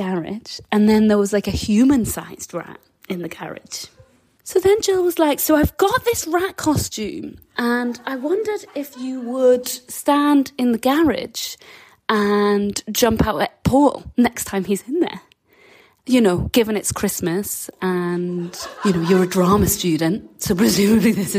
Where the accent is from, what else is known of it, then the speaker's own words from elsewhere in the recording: Newcastle upon Tyne, North East England, United Kingdom; so I'm from Newcastle